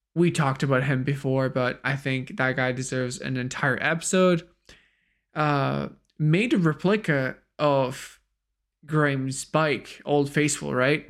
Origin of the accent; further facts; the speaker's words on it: France; as a French